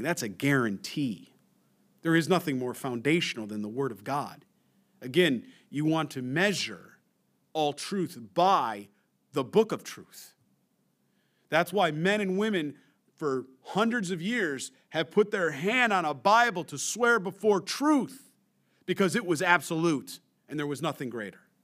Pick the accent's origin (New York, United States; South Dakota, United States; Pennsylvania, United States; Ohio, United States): New York, United States; moved away; I'm from New York originally